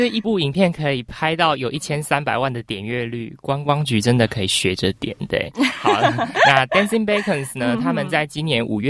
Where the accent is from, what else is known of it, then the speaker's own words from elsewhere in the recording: Taiwan; 我是台湾人，